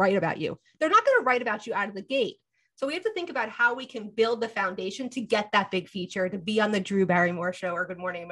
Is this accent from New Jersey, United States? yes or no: yes; New Jersey, United States; I'm also from Jersey